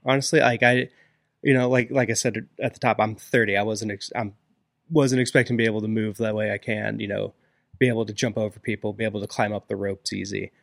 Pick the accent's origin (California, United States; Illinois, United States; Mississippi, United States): Illinois, United States; Springfield; moved away as an adult; now in Pittsburgh, United States; I'm originally from Springfield, Illinois.